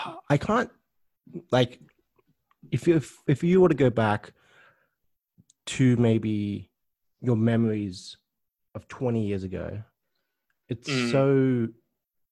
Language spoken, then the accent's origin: English; United States; I grew up in the States, where I think we had Cartoon Network back then.